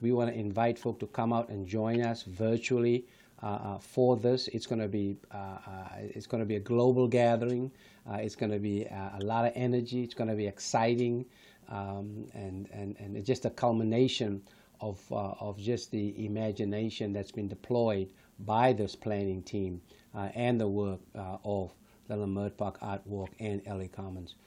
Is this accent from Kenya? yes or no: no; Johannesburg, Gauteng, South Africa; now in United States; born and raised in South Africa